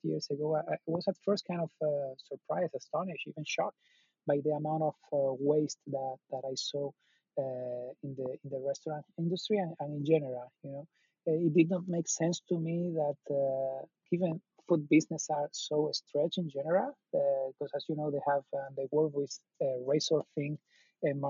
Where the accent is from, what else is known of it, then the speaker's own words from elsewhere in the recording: Spain; moved away as an adult; also born or lived in Latin America; now in United States; I'm originally from Spain